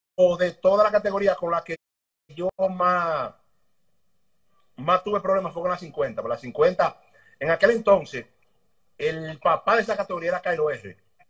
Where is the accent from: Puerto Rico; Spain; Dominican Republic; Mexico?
Dominican Republic; Yo soy nacido y criado en el Congo, por lo Nuevo, ahí en la calle España, detrás de la Sirena.